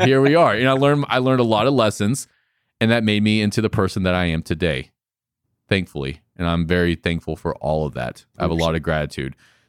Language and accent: English; Florida, United States; There's no way that I would have thought that I would have a gym in North Carolina. I'm not even from North Carolina. I'm from Florida.